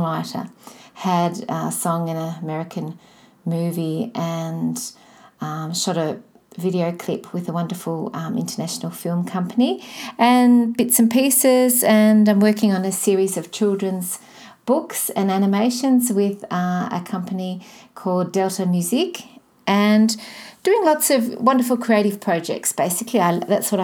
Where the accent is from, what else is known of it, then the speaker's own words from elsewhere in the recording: Melbourne, Victoria, Australia; I'm from Melbourne, Australia.